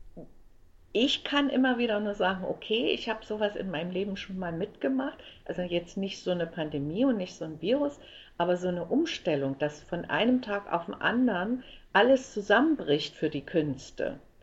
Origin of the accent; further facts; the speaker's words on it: Leipzig, Saxony, Germany; also born or lived in Frankfurt (Oder); wir kommen, wir, wir kommen aus Leipzig